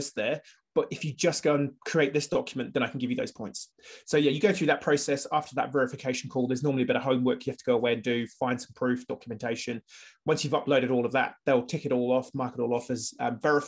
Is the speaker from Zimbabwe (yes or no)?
no; United Kingdom; now in New Zealand; I'm British